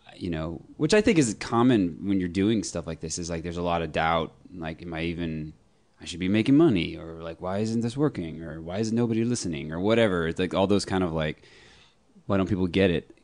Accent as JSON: {"language": "English", "town": "Austin", "region": "Texas", "country": "United States", "tie": "born or raised there", "also_born_or_lived": "Birmingham, Alabama / Sherman, Texas", "said": "I grew up in Austin"}